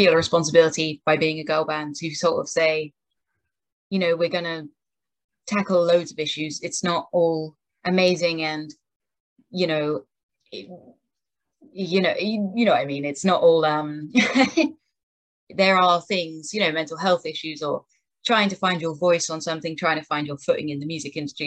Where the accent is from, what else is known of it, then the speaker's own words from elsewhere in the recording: King's Lynn, East of England, United Kingdom; We grew up together in Kings Lynn, and it was a very small music scene